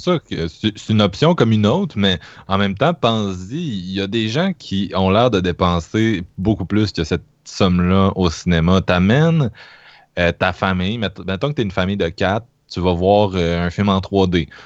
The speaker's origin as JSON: {"language": "French", "town": "Quebec City", "region": "Quebec", "country": "Canada", "said": "je viens de Québec"}